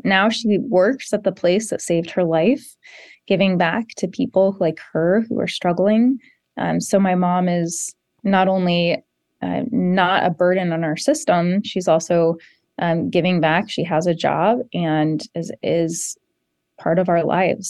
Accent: South Jefferson County, Colorado, United States; I grew up in South Jefferson County and, and I represent Jefferson County now and, and live here with my family

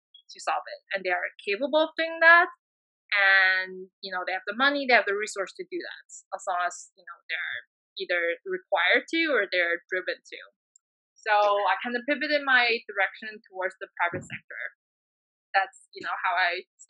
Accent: China; my people suffering, the air pollution in Beijing and everywhere in China

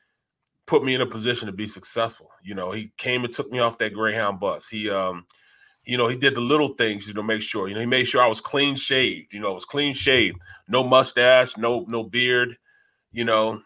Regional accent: Kinloch, Missouri, United States; I'm from Kenlock in St. Louis. Kenlock, you know, at the time had the fifth highest crime rate per capita in the nation. Really bad area, but see, at the time I didn't know I was poor

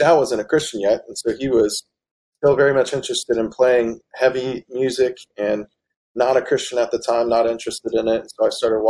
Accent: West Virginia, United States; we're from West Virginia

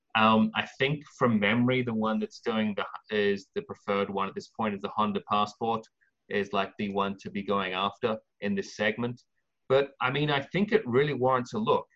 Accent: England, United Kingdom; now in California, United States; I'm an Englishman

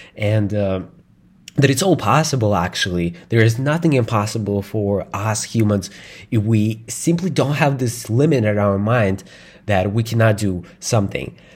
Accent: Moscow, Russia; English is a second language; I grew up in, uh, Russia. In Moscow, it's the capital of Russia

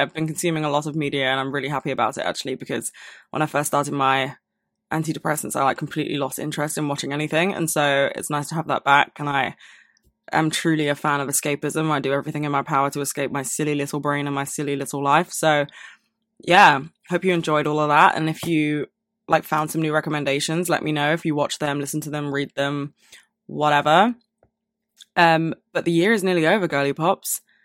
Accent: London, United Kingdom; I was born and raised in London

